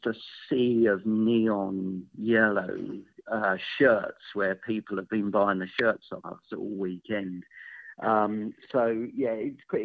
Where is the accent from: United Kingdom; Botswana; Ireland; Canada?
United Kingdom; England; now in United States; I'm obviously not from here. I'm from England